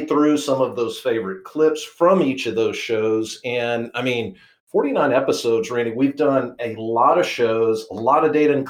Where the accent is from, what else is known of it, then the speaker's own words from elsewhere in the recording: Texas, United States; Texas, my home state